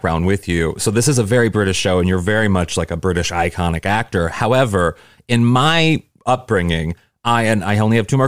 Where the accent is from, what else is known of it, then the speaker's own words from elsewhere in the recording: Missouri, United States; I'm from Missouri and Truman is everywhere in Missouri. I mean, it's like I grew up knowing everything about Harry Truman